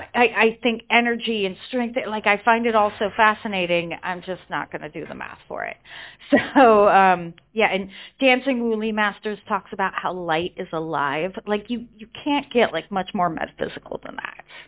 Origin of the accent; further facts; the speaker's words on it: Colorado, United States; also born or lived in California; now in London, United Kingdom; I was born in California, grew up in Colorado. Um, now I live in London in the UK